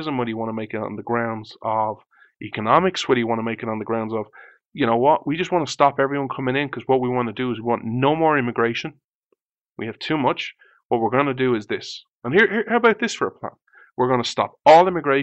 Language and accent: English; Ireland; I was born in Ireland